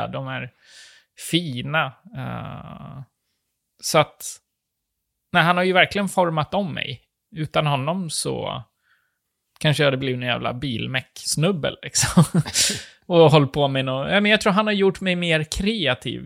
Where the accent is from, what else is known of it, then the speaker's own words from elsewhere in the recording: Sweden; jag är svensk